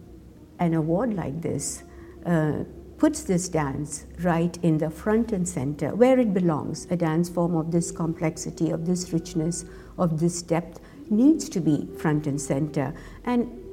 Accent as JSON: {"language": "English", "town": "Mumbai", "region": "Maharashtra", "country": "India", "tie": "born or raised there", "moved": "as an adult", "lives_now": "North Carolina, United States", "said": "When I was growing up in India, as being a dancer"}